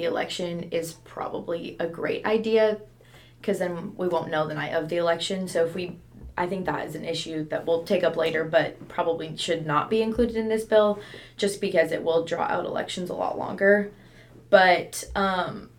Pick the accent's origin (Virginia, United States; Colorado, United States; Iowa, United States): Colorado, United States; Sterling; now in Edmond, United States; I'm from Sterling, Colorado.